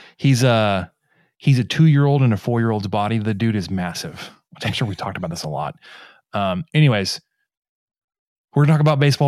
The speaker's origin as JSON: {"language": "English", "town": "Mesquite", "region": "Texas", "country": "United States", "tie": "born or raised there", "said": "my hometown, Mesquite, Texas"}